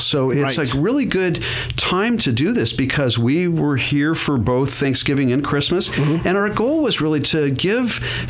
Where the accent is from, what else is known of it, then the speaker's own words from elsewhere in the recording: Hawaii, United States; moved away; I grew up in Hawaii